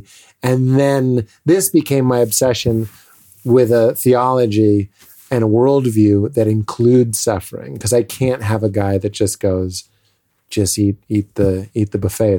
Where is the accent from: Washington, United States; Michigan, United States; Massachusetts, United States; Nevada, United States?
Massachusetts, United States; Lexington; Well, I'm from Lexington, Massachusetts.